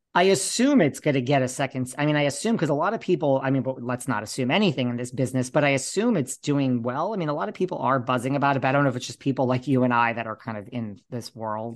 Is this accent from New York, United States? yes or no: yes; New York, United States; also born or lived in Los Angeles; I'm a New Yorker